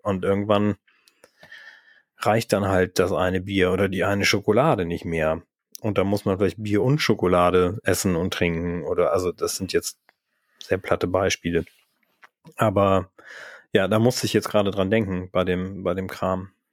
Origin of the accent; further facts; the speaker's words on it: Northern Germany, Germany; wir sind eigentlich beide Norddeutsche